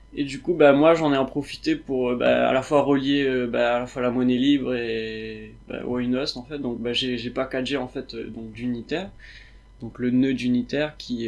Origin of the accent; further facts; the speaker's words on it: Réunion; je viens de la Réunion